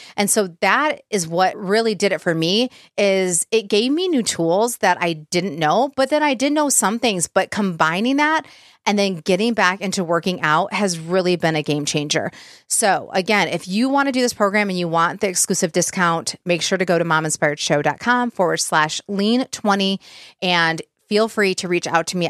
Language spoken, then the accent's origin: English; Michigan, United States; now in Tennessee, United States; we're, we're from Michigan, but live in Tennessee